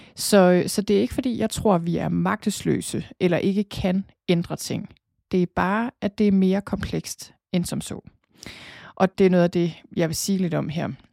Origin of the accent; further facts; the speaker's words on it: Thy, North Denmark Region, Denmark; accent: jysk; moved away as an adult; also born or lived in Copenhagen; Jeg er født og opvokset i Thy